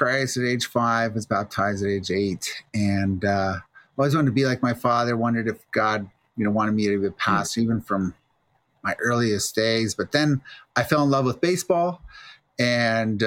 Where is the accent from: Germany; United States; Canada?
Canada; Moncton, New Brunswick; now in Cambridge, Canada; I was born in the Maritimes in Moncton, New Brunswick